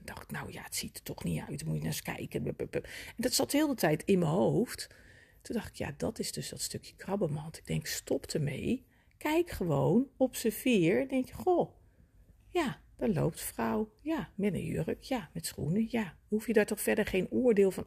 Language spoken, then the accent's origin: Dutch; Netherlands; als mede-Nederlander